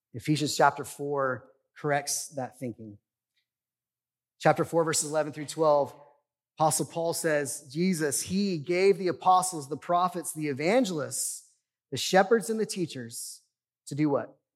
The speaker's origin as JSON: {"language": "English", "country": "United States", "said": "I love living in the United States. I love being an American"}